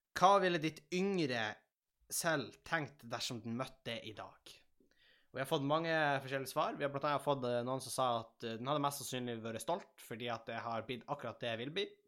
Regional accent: Tjongsfjord, Nordland, Norway; moved away; når jeg er hjemme i Tjongsfjord

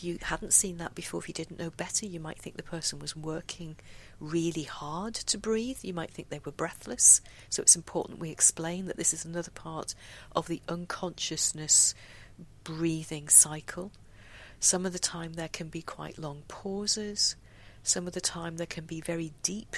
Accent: United Kingdom; we're British

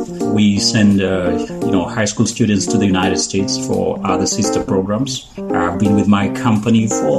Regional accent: Kenya; I'm from Kenya.

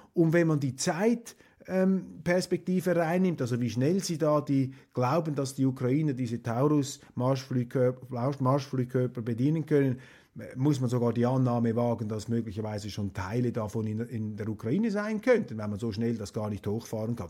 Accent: Switzerland; als Schweizer

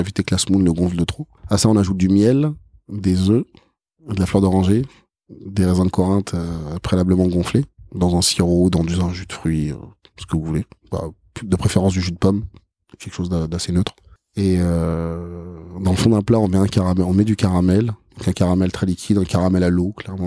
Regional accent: France; Je suis né mm. en France, euh, je suis français, j'ai mes origines qui sont égyptiennes

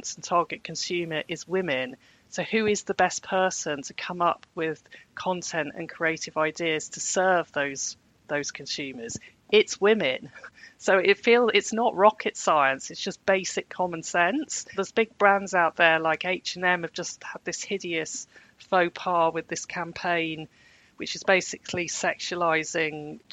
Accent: Birmingham, West Midlands, United Kingdom; I grew up in Birmingham in the 1980s and it was a cultural desert

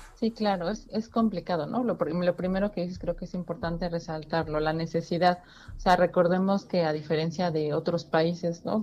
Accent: Mexico; nosotros como mexicanos

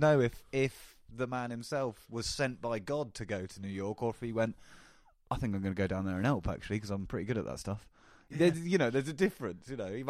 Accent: England, United Kingdom; I'm such an English guy.

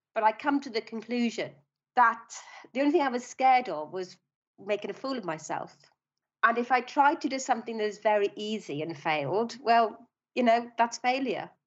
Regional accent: Swansea, Wales, United Kingdom; moved away as an adult; also born or lived in London; I was born in Swansea in South Wales.

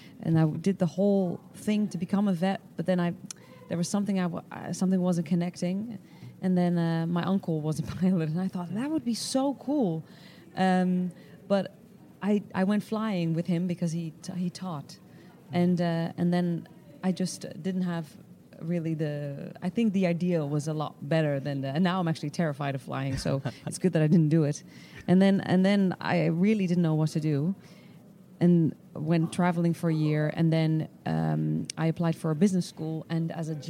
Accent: Netherlands; moved away; I'm from Holland

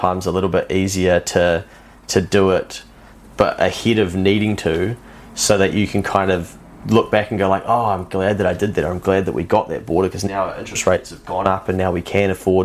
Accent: New Zealand; I'm a New Zealander

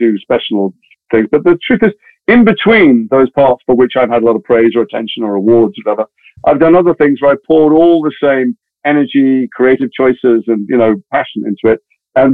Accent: Liverpool, North West England, United Kingdom; moved away as an adult; I grew up in Liverpool

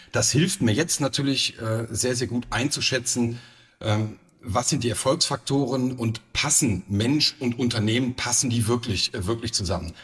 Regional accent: Cologne, North Rhine-Westphalia, Germany; moved away as an adult; also born or lived in Saarland / Saarbrücken / Frankfurt; now in Saarburg, Germany; ich bin gebürtiger Kölner

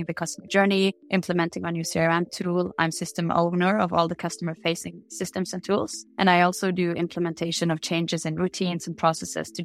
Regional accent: a small island just outside Bergen, Vestland, Norway; I grew up in a small island just outside Bergen in Norway

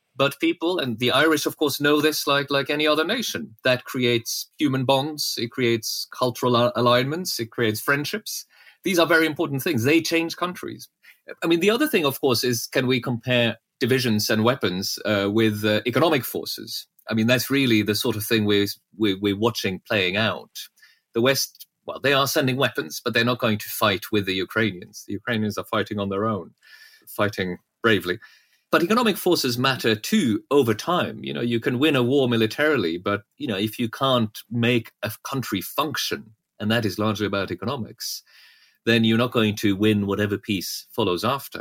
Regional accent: Norway; moved away; I grew up in Norway

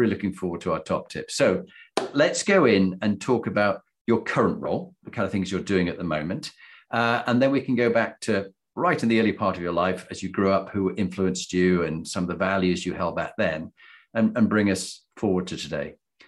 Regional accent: Halifax, Yorkshire and the Humber, United Kingdom; Huddersfield, I'm from Halifax.

